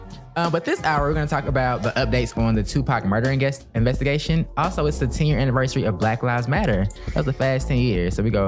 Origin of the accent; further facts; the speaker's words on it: the South, United States; now in Los Angeles, United States; I'm from the South